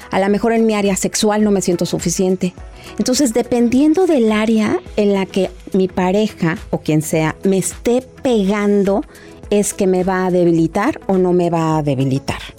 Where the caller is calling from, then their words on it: Costa Rica; Eh, le saludo desde Costa Rica.